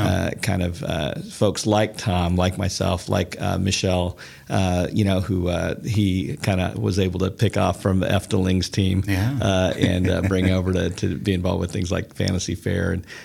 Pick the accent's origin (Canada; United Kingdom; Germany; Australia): Germany; Bavaria; this Bavarian Alpine Christmas that I recall from growing up in Germany in the Alps as a military brat.